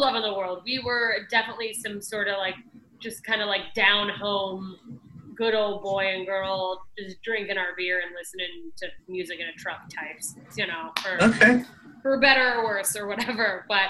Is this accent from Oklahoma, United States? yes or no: no; Anchorage, Alaska, United States; moved away as an adult; now in Los Angeles, United States; I grew up in Alaska